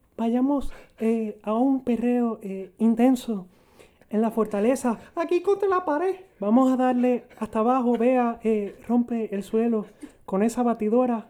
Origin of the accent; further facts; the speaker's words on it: Arecibo, Puerto Rico; Yo que soy de Arecibo